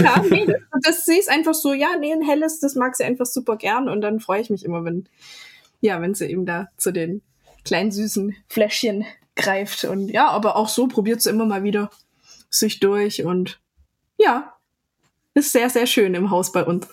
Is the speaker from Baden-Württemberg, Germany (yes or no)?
yes; Ludwigsburg, Baden-Württemberg, Germany; in meiner Heimatstadt